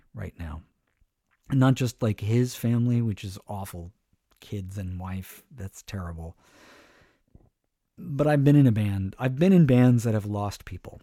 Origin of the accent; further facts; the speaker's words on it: East Bay, California, United States; I'm from the East Bay